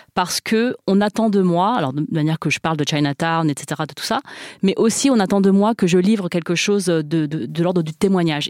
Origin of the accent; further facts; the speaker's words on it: France; first language Chinese; French is a second language; je voulais être une écrivaine française parce que je suis française